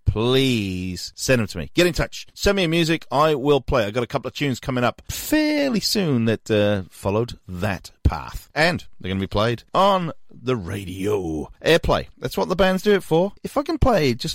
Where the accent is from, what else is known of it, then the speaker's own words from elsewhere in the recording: Newport, Wales, United Kingdom; Newport, my hometown